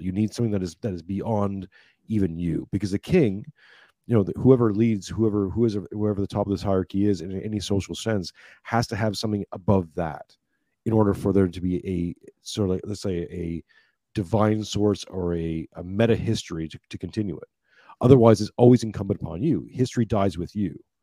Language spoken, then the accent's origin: English; Canada; now in Australia; i grew up in Canada, living I'm living in now in Australia.